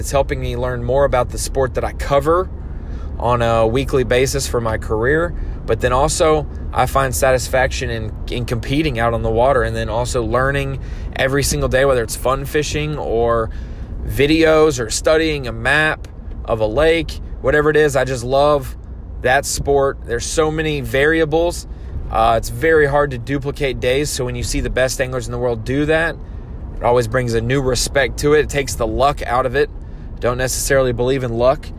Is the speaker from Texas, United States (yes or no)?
no; North Carolina, United States; moved away as an adult; also born or lived in Central Florida, United States; now in Little Rock, United States; I grew up in North Carolina.